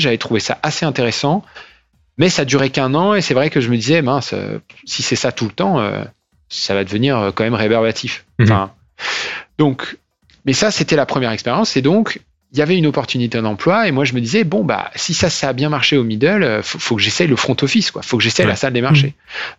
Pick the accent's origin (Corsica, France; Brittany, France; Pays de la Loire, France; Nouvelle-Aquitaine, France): Pays de la Loire, France; Nantes; moved away as an adult; also born or lived in Rennes / Paris / London / New York; je viens de Nantes, j'ai fait mes études euh, là-bas euh, et à Rennes. J'ai fait une prépa après le bac, j'ai fait un bac S, une prépa à Nantes